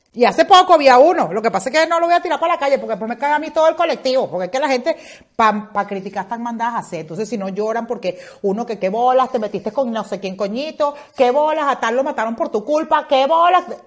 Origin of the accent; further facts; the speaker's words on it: Maracaibo, Zulia, Venezuela; moved away as an adult; also born or lived in Caracas, Venezuela; now in Spain; yo soy maracucha que nací en Caracas